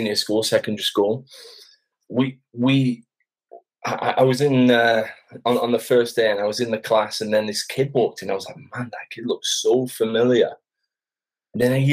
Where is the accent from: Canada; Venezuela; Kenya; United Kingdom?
United Kingdom; Sheffield, Yorkshire and the Humber; moved away as an adult; now in Basingstoke, United Kingdom; I'm originally from Sheffield, the north of England.